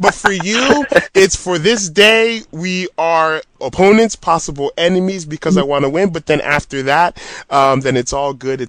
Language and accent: English; United States; as an American-born fan